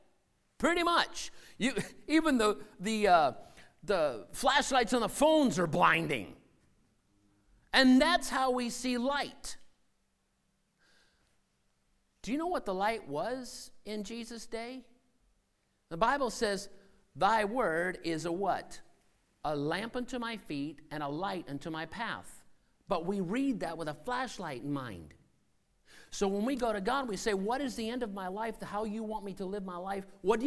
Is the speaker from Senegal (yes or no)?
yes; Senegal; Where I grew up in Senegal, out on the coast, they had these huge boat canoes made out of ironwood.